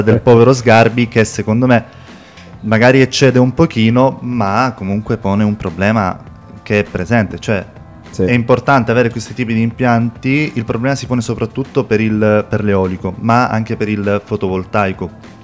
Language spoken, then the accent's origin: Italian; Sicily, Italy; Io da siciliano